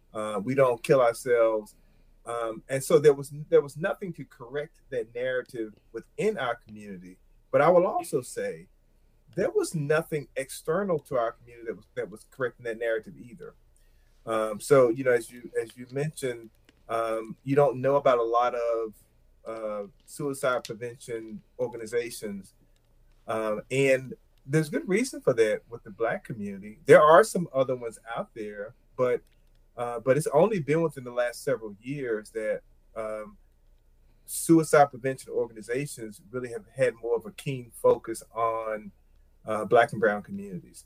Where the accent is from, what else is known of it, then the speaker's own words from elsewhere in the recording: Plymouth, North Carolina, United States; I grew up in rural North Carolina. The size of my hometown, Plymouth, North Carolina, is probably about 4,000 people